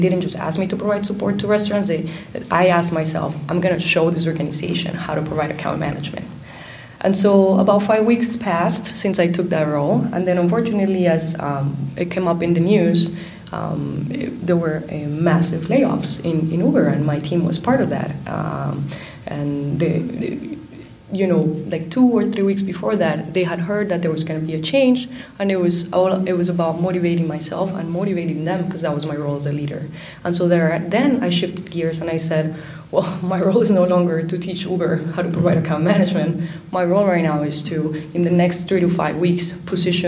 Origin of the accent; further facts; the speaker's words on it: Miami, Florida, United States; we grew up in Miami, first generation immigrant community